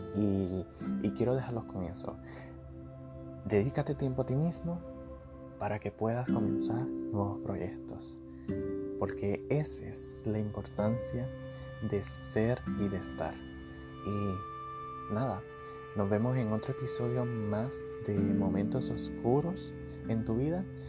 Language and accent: Spanish; Puerto Rico; now in United States; yo soy de Puerto Rico